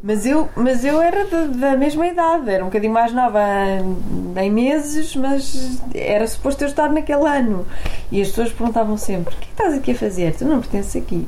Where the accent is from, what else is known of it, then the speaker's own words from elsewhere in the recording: Porto, Norte, Portugal; now in Lisbon, Portugal; eu sou do Porto, não é? Vivo em Lisboa